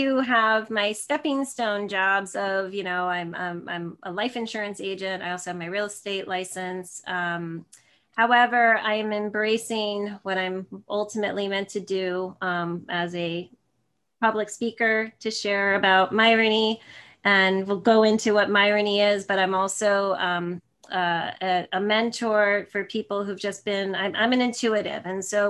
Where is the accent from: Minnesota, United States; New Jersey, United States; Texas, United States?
New Jersey, United States; now in San Jose, United States; I'm in San Jose, California, but I'm originally from Northern New Jersey near New York City. So I'm a total Jersey girl. I'm a total East Coast girl.